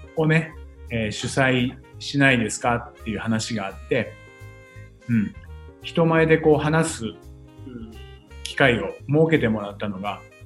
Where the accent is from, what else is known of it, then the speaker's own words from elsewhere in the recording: Futtsu, Chiba, Japan; moved away as an adult; now in Tokyo, Japan; 生まれはですね、はい、千葉の富津というね、すごい田舎町です。